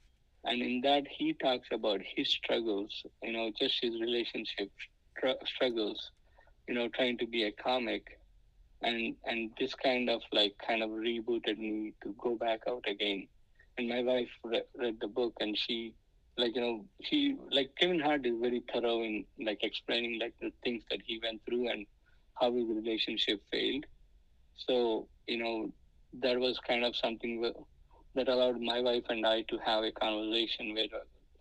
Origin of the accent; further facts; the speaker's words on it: India; English is a second language; now in United States; I wish I'm in India where I'm speaking my mother tongue